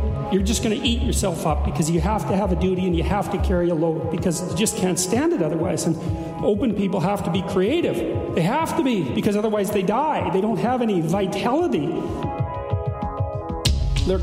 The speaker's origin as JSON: {"language": "English", "country": "Canada", "said": "as a Canadian"}